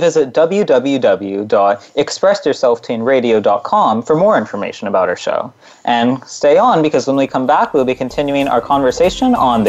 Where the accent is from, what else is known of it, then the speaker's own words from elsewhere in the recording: California Central Valley, United States; growing up in California Central Valley, you know, very agriculture.